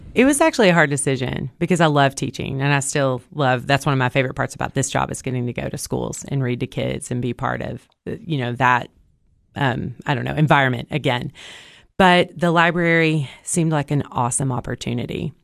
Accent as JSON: {"language": "English", "town": "Cookeville", "region": "Tennessee", "country": "United States", "tie": "born or raised there", "said": "I was born and raised in Cookville"}